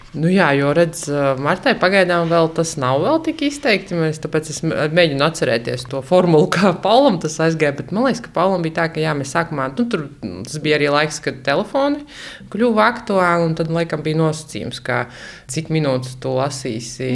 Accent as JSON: {"language": "Latvian", "region": "Latgale", "country": "Latvia", "moved": "yes", "lives_now": "Riga, Latvia"}